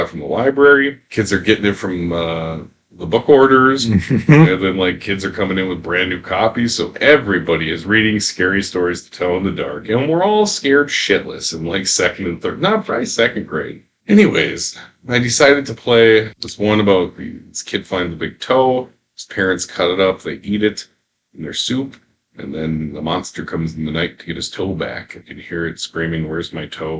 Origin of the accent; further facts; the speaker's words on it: Duluth, Minnesota, United States; moved away as an adult; now in St. Paul, United States; I grew up in Duluth